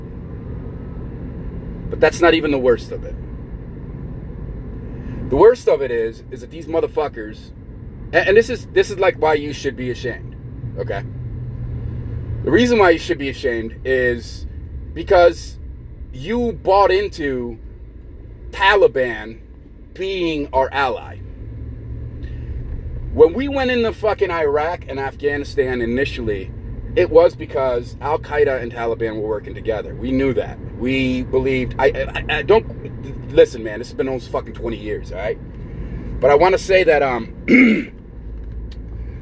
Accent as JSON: {"language": "English", "country": "United States", "said": "as American people"}